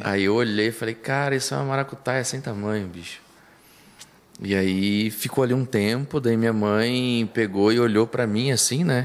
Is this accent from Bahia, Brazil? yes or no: no; Ponta Grossa, Paraná, Brazil; eu sou natural de Ponta Grossa, nasci em Ponta Grossa.